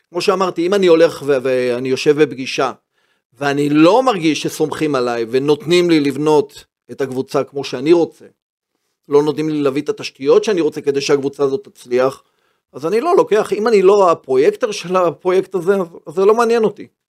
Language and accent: Hebrew; Haifa, Haifa District, Israel; born or raised there; also born or lived in Herzliya